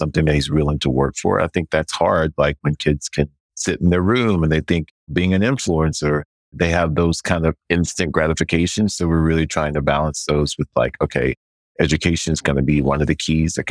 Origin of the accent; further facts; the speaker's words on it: the South, United States; I grew up in the South, poorer than